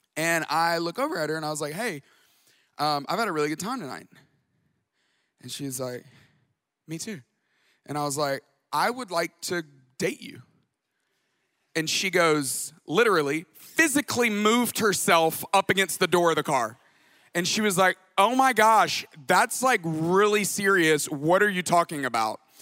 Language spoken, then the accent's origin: English; Tuscaloosa, Alabama, United States; moved away as an adult; also born or lived in Atlanta, Georgia / Dallas, Texas; I grew up in Tuscaloosa, Alabama. I moved to Atlanta in nineteen ninety-eight